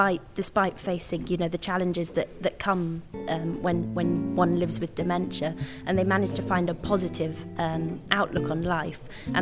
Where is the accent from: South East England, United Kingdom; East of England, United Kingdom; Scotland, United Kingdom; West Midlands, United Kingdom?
Scotland, United Kingdom; Isle of Arran; I'm a composer and a pianist, and I'm from the Scottish Isle of Arran, so that's where I live. I'm half Greek, half Scottish, so mixed heritage